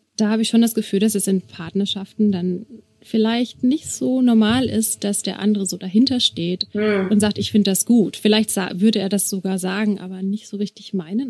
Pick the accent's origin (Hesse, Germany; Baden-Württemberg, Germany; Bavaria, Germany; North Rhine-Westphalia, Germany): Bavaria, Germany; Regensburg; ich komme aus Regensburg